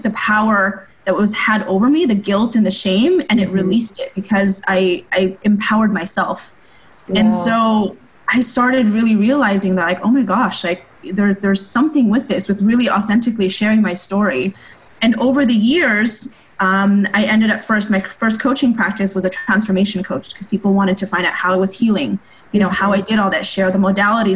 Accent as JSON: {"language": "English", "country": "United States", "said": "I'm Asian American"}